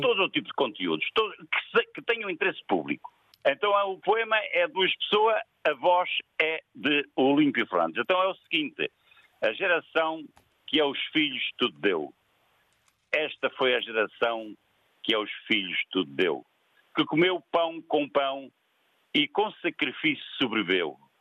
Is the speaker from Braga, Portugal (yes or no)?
no; Montemor-o-Velho, Coimbra District, Portugal; nós somos de Montemorvelho